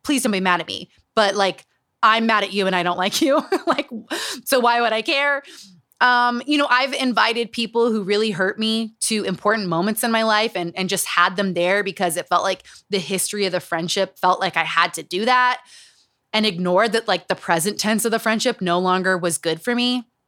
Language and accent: English; Utah, United States; Growing up in Utah.